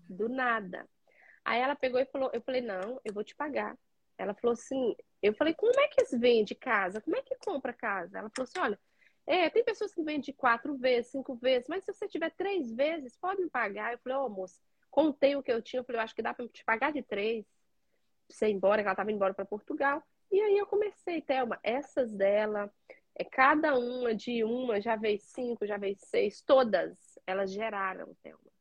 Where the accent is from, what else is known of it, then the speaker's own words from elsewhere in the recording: Padre Paraíso, Minas Gerais, Brazil; moved away as an adult; also born or lived in Caraí, Minas Gerais; now in United States; Eu nasci em Padre Paraíso, são cidades próximas